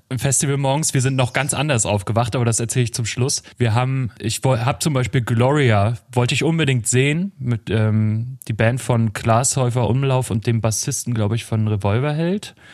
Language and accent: German; Northern Germany, Germany; bei uns in Norddeutschland